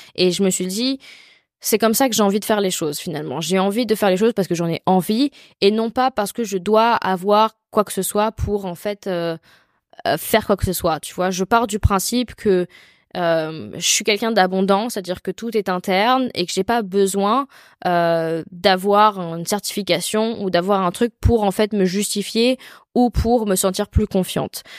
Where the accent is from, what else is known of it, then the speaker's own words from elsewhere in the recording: France; je suis française